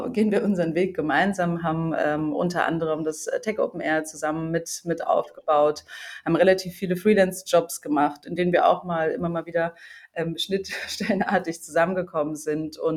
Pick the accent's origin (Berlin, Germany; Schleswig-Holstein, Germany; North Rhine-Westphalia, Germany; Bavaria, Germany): Berlin, Germany; ich bin Berlinerin in Berlin Medienwirtschaft studiert